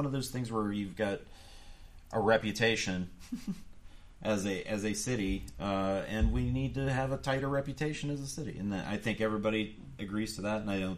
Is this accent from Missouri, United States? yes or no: no; Youngstown, Ohio, United States; moved away; I come from the Youngstown area